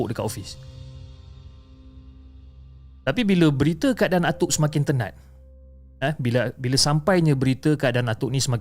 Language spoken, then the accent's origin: Malay; Seri Menanti, Negeri Sembilan, Malaysia; saya ini berasal daripada Seri Menanti Negeri Sembilan dan saya menetap dekat kampung bersama keluarga semasa kecil dan berjiran dengan atuk.